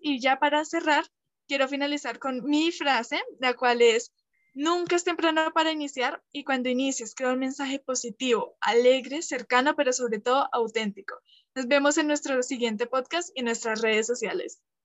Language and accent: Spanish; Colombia; yo soy de Colombia también